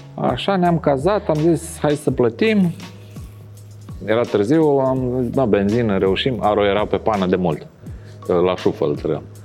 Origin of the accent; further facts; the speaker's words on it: Bucharest, Romania; România. București